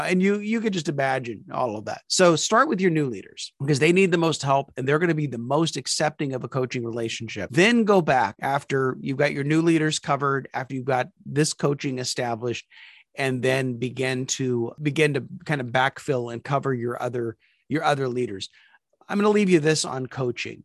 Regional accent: Topeka, Kansas, United States; moved away; also born or lived in California / South Carolina; we moved back to my hometown of Topeka, Kansas, after being away for 38 years.

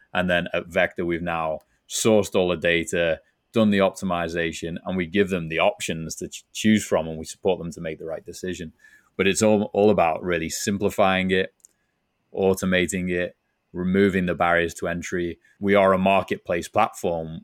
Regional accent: Liverpool, North West England, United Kingdom; moved away as an adult; now in San Diego, United States; you can tell from my accent, not originally from San Diego, where I'm based now, originally from Liverpool, England

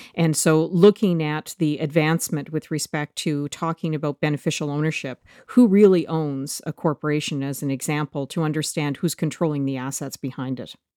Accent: Canada; as a Canadian

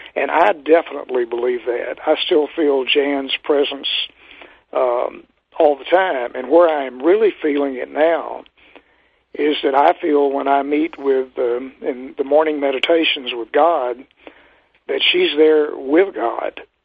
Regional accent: Texas, United States; moved away as an adult; also born or lived in Minnesota; I was from Texas

